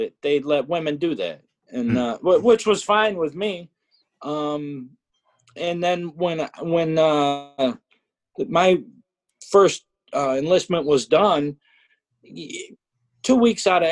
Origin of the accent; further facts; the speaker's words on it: Western New York, United States; also born or lived in Evansville, Indiana; I'm from here. I like it here in Western New York